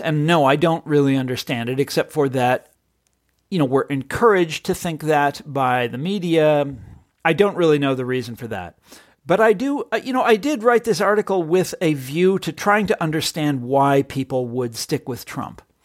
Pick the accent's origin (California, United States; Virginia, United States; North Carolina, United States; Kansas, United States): Kansas, United States; Johnson County; I grew up in Johnson County, Kansas